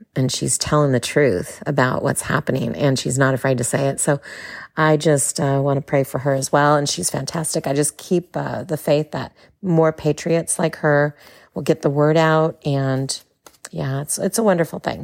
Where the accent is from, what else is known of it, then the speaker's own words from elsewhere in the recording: California, United States; moved away as an adult; now in Texas, United States; As a Californian, yeah, a native Californian, now living in Texas